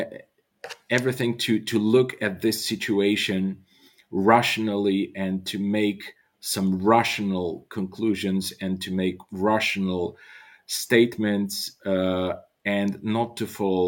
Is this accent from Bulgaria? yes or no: yes; Bulgaria; I'm by birth, I'm Bulgarian, and I come from Bulgaria, from a country in the Balkans